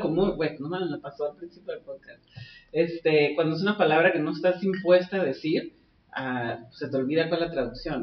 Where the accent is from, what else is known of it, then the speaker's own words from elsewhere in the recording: Tijuana, Baja California, Mexico; first language Spanish; also born or lived in San Diego County, United States; crecí en Tijuana, de que este, soy aprendiz de inglés técnicamente, o sea, porque español es mi primera lengua